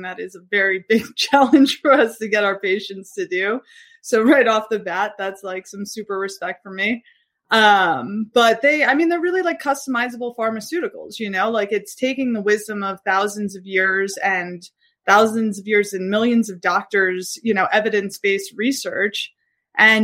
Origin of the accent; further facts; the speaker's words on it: New York City, New York, United States; I'm from Brooklyn